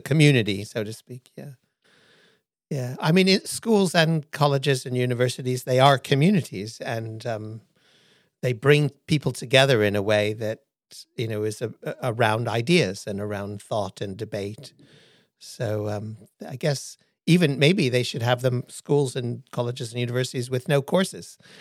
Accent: Hawaii, United States; moved away; I was born in Hawaii

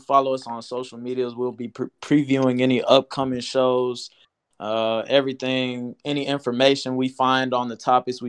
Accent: Kansas City, Missouri, United States; I am from Kansas City, Missouri. I'm a Midwest raised person

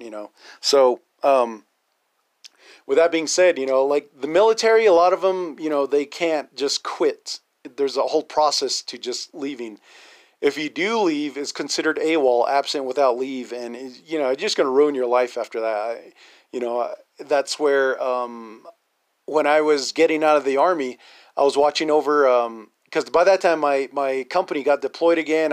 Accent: Navajo Nation, United States; natives and Navajos

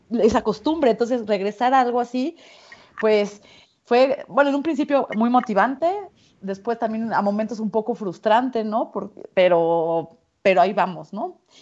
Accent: Mexico; soy mexicana

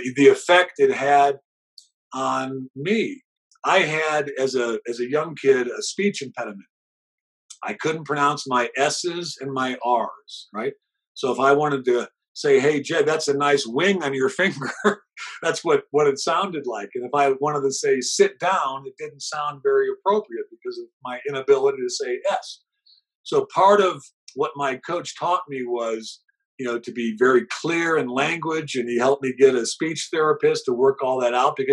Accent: Cleveland, Ohio, United States; I grew up in Cleveland

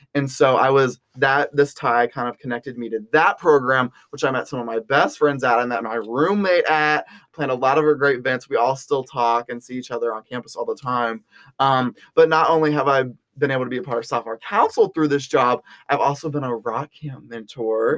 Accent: Round Rock, Texas, United States; moved away as an adult; now in Fayetteville, Arkansas, United States; I'm from Round Rock, Texas, which is a suburb of Austin, Texas

